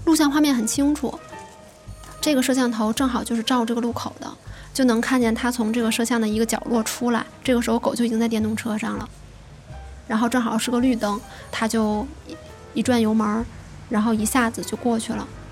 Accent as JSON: {"language": "Chinese", "region": "Tianjin", "country": "China", "said": "今年二十七岁，我是天津人"}